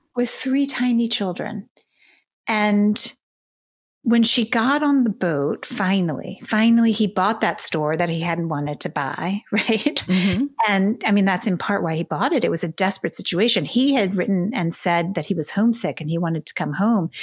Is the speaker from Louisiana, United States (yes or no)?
yes; Baton Rouge, Louisiana, United States; moved away as an adult; now in New York, United States; So I grew up in Baton Rouge, Louisiana, in a Jewish family